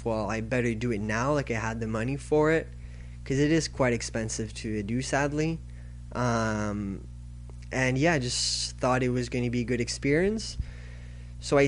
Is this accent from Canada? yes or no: yes; Canada; I'm from Canada